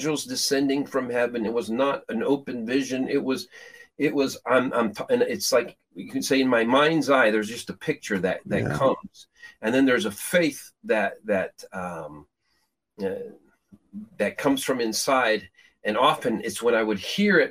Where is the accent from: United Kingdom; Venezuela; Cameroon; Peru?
Peru; moved away; I grew up in Peru, South America